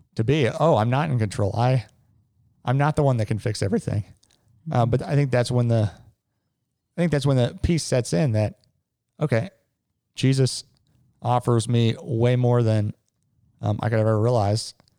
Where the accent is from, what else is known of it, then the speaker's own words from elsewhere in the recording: Cincinnati, Ohio, United States; I grew up in Cincinnati. I've lived here my whole life.